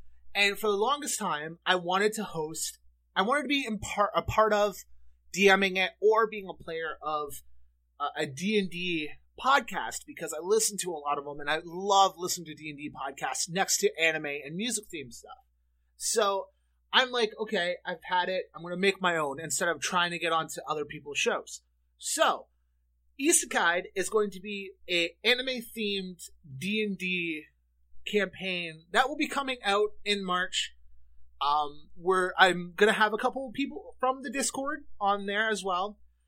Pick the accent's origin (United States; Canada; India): Canada; You guys have heard me talk about on the show how growing up in Canada, I would watch Teletoon, stuff like that.